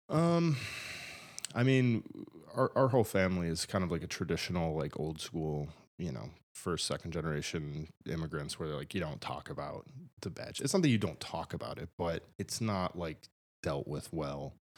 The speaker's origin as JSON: {"language": "English", "town": "Buffalo", "region": "New York", "country": "United States", "tie": "born or raised there", "moved": "as an adult", "said": "I'm glad that I'm from there. I'm glad that I'm from Buffalo"}